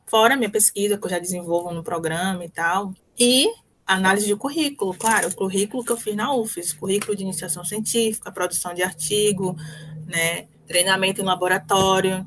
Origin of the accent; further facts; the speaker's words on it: Salvador, Bahia, Brazil; eu sou de Salvador, de um bairro pobre em Salvador, periferia